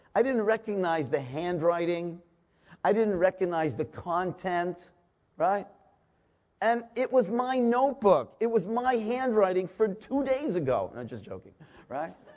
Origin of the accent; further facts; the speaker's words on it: Toronto, Ontario, Canada; I'm from a small town called Toronto, Canada